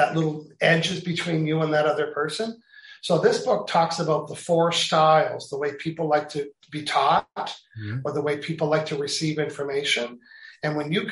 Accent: Canada; I'm Canadian

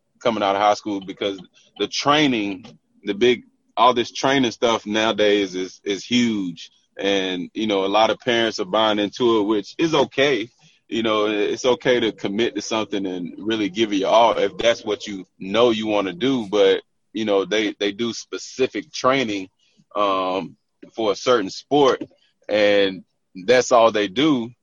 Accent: Tarboro, North Carolina, United States; I'm from Tarboro, North Carolina

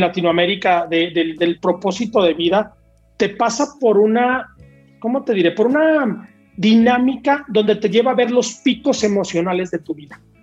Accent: Torreón, Coahuila, Mexico; moved away as an adult; now in Metepec, Mexico; yo no soy de la Ciudad de México, yo soy de Torreón, ahora vivo aquí en Metepec, pegado a la Ciudad de México

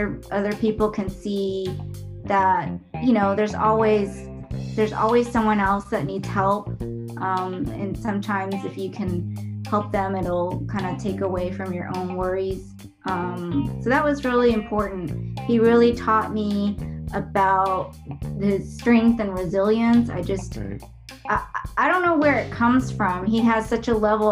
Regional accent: Dallas, Texas, United States; I was born and raised in Dallas, Texas.

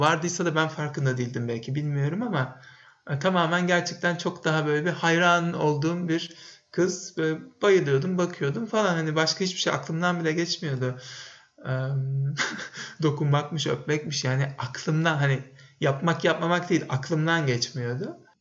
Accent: Bursa, Turkey; moved away as an adult; Bursa'da doğdum ben. Lise bitene kadar da orada yaşadım, orada okudum.

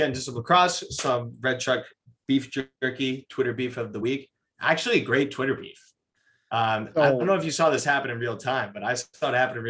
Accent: Manhasset, New York, United States; my hometown.

